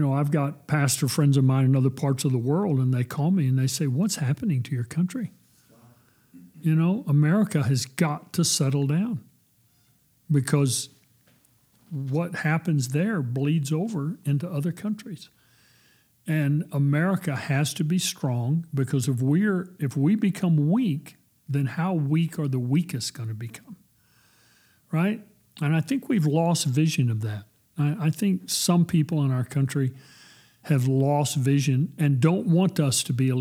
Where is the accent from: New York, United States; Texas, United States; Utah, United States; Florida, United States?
Texas, United States; I'm a child of God before I'm a Texan, and I'm probably even more proud of being a Texan